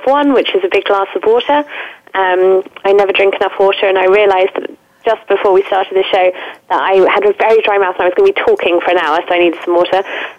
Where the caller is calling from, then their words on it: London, United Kingdom; I'm calling from London today